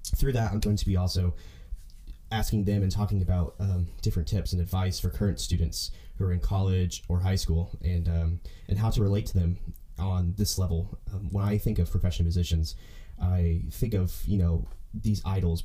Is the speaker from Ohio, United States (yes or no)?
no; Owasso, Oklahoma, United States; I'm from Oklahoma, a small town called Owasso, Oklahoma, and uh, I grew up doing high school band